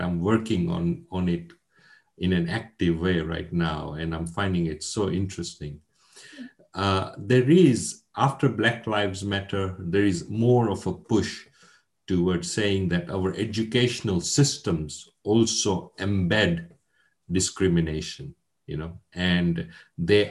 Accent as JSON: {"language": "English", "town": "Mombasa", "region": "Mombasa County", "country": "Kenya", "tie": "born or raised there", "also_born_or_lived": "London, United Kingdom", "moved": "as an adult", "said": "I was born in Mombasa in Kenya. Kenya was a British colony. I was born a couple of years before independence, before Kenya became independent. And educated in Kenya. And then at the age of 18, I came to the London School of Economics in Britain"}